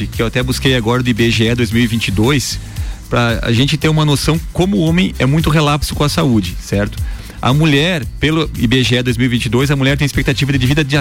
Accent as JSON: {"language": "Portuguese", "town": "Erechim", "region": "Rio Grande do Sul", "country": "Brazil", "lives_now": "Lages, Brazil", "said": "Eu sou gaúcho, sou de Erechim, no Rio Grande do Sul."}